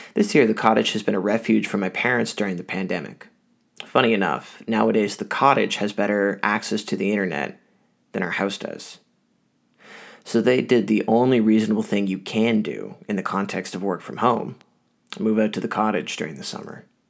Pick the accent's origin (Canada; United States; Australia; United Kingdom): Canada; Ottawa, Ontario; Growing up in Ottawa, some of my earliest memories is being out at my family's cottage